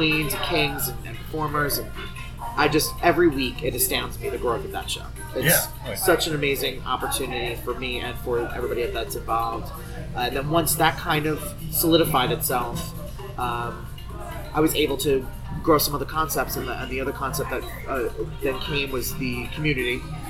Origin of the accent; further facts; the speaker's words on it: New Jersey, United States; moved away; years ago from New Jersey. And literally the first scene that accepted me being down here, you know, as a Northerner or a Yankee